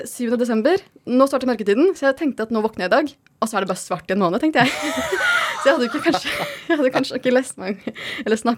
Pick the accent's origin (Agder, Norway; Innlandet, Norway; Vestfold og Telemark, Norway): Vestfold og Telemark, Norway; now in Oslo, Norway; jeg er fra Telemark, så jeg har oppdaga Telemark siste hvor fint og frodig og flott det kan være